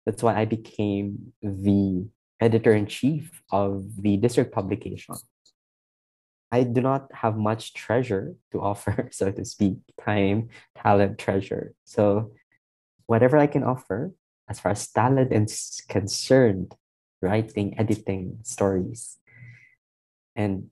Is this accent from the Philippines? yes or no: yes; Iloilo City, Western Visayas, Philippines; moved away as an adult; I came from a two-week visit from my hometown in Iloilo